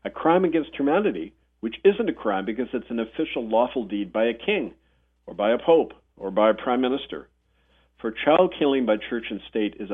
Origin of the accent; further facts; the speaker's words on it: Winnipeg, Manitoba, Canada; I was growing up in Winnipeg